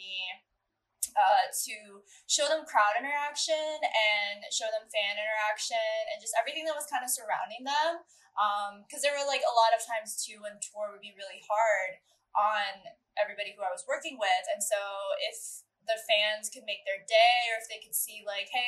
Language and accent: English; Medina, Ohio, United States; moved away as an adult; also born or lived in Cleveland, Ohio / Columbus, Ohio; now in Chicago, United States; I grew up in Medina, Ohio